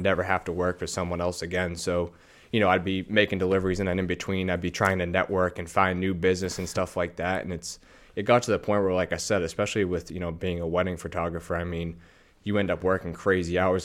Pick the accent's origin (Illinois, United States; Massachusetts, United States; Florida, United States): Massachusetts, United States; North Shore, outside Boston; I grew up, uh, North Shore, so about probably twenty, twenty-five minutes outside of, you know, Boston.